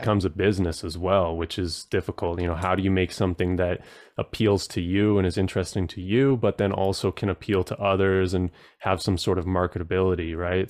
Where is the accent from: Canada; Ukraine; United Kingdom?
Canada; Protection Island, British Columbia; also born or lived in Tofino, Canada; now in Ontario, Canada; I grew up on an island, uh, that has, like, probably around three hundred people, and it's off of Vancouver Island. It's called Protection Island